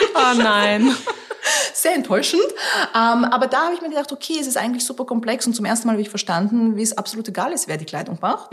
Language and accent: German; Austria; first language Russian; German is a second language; moved away as an adult; also born or lived in Tajikistan; now in London, United Kingdom; ich bin aufgewachsen in Österreich